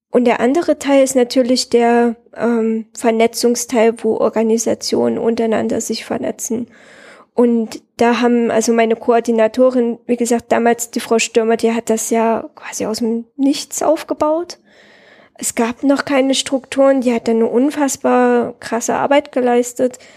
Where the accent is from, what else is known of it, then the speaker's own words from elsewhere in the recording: Herat, Afghanistan; Die kommen aus meiner Heimatstadt Herat